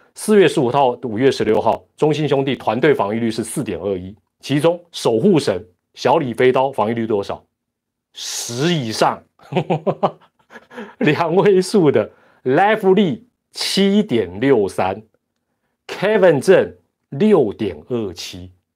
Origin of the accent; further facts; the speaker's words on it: Taiwan; 这是我们台湾人的一个骄傲